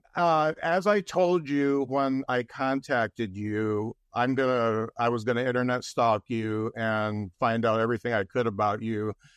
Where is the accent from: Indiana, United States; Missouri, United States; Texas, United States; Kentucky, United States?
Indiana, United States; Lakeville; I grew up in Lakeville, Indiana